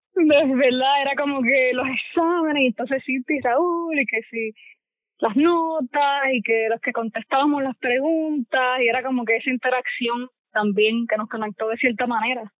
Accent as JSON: {"language": "Spanish", "town": "Barranquitas", "country": "Puerto Rico", "tie": "born or raised there", "said": "crecí en Puerto Barranquita, allá en Puerto Rico"}